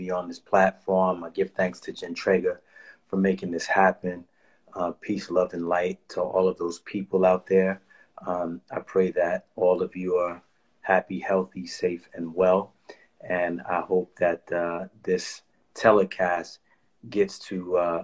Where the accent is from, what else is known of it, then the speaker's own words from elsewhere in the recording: New York City, New York, United States; I grew up in the Bronx in New York